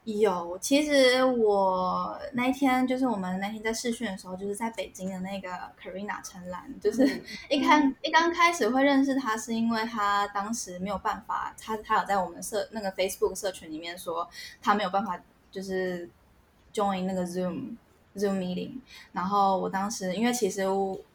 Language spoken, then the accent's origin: Chinese; Taiwan; moved away as an adult; now in Canada; 因为我们来自台湾嘛